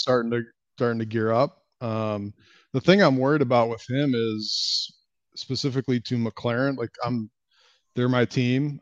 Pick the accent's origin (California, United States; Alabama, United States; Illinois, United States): Illinois, United States; Chicago; I'm a Cubs fan 'cause I grew up in Chicago